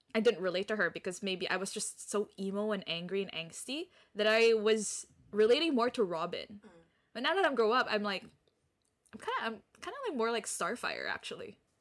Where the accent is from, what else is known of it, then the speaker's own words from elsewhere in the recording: Philippines; I'm from the Philippines